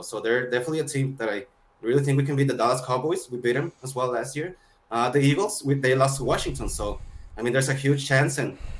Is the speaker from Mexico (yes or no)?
yes; Mexico; I'm from Mexico.